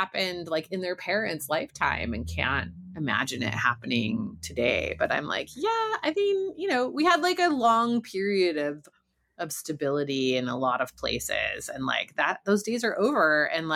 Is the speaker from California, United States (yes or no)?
yes; California, United States; I am from California